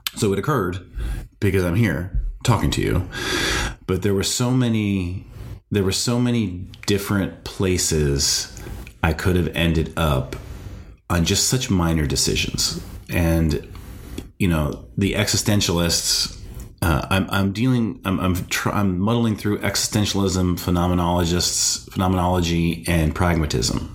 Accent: North Dakota, United States; moved away; I'm from North Dakota originally

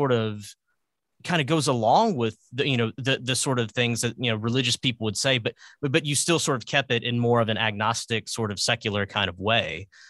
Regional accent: Arkansas, United States; I'm from Arkansas.

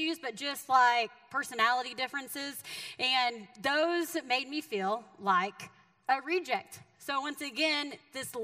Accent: Texas, United States; moved away as an adult; now in Missouri, United States; by the way that I talk, I am from the great state of Texas, right? And so I am a Texan. You can take me out of Texas, but you can't take the Texas out of me

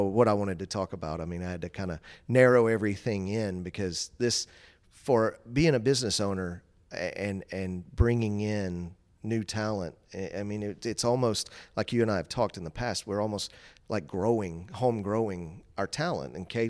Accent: Dalton, Georgia, United States; I grew up in Dalton.

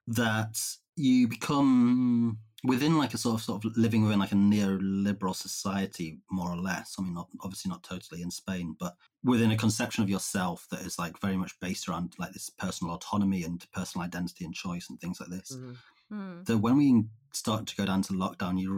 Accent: Cumbria, North West England, United Kingdom; I grew up in Cumbria

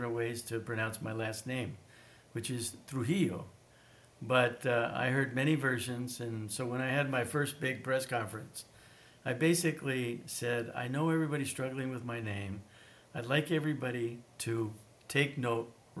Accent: Wyoming, United States; moved away; also born or lived in Europe / Australia; I was kind of a unicorn in the state of Wyoming growing up

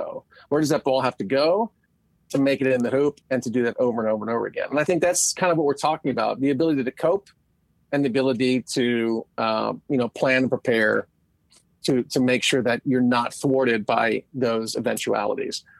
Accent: outside of Philadelphia, Pennsylvania, United States; I grew up outside of Philadelphia

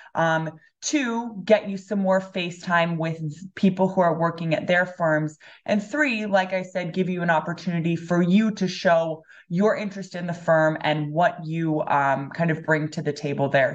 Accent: Los Angeles, California, United States; also born or lived in Spain; now in Ann Arbor, United States; I'm originally from Los Angeles, California.

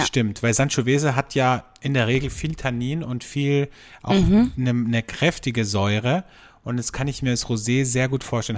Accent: Austria; bei uns in Österreich

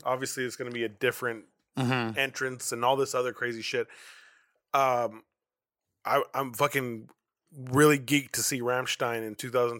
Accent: United States; I'm American.

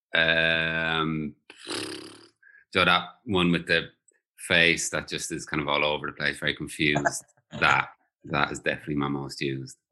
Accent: Ireland; now in London, United Kingdom; I am back in the homeland. I am in Ireland

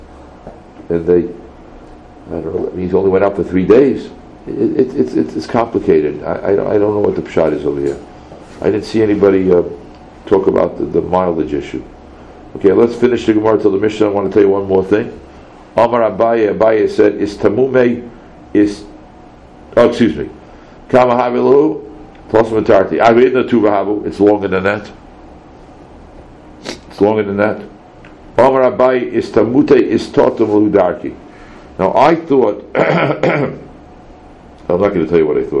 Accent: United States; We grew up in America

